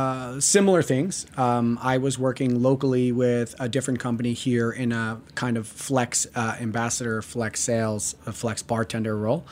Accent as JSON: {"language": "English", "region": "New Jersey", "country": "United States", "also_born_or_lived": "New York", "moved": "yes", "said": "As I said, I was here for 15 years, and I'm originally from Jersey."}